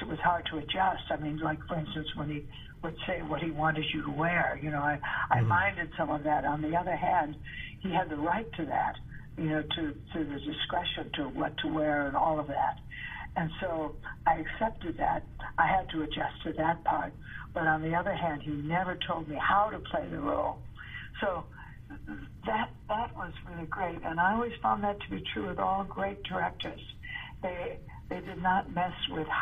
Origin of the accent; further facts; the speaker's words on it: Chicago, Illinois, United States; moved away; growing up in Chicago